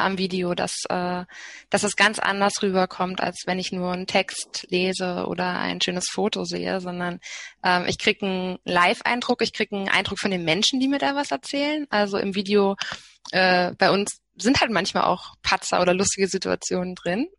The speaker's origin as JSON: {"language": "German", "region": "Berlin", "country": "Germany", "said": "als Berlinerin"}